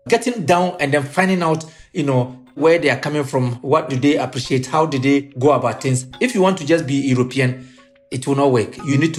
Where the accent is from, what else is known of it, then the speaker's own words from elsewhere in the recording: Ghana; I'm a Ghanaian. I'm currently based in Ghana.